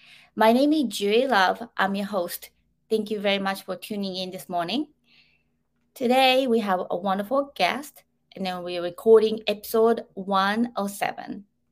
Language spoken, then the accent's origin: English; Japan; moved away; I had experienced all these things growing up in Japan.